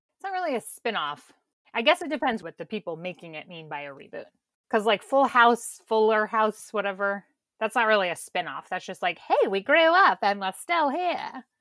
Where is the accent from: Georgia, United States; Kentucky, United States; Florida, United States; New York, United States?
Kentucky, United States; I'm from Kentucky